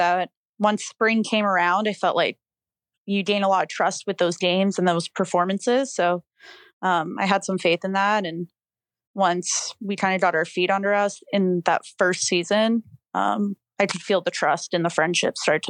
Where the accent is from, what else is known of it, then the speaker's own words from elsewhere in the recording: Canada; being Canadian, it's hard, like, to find a school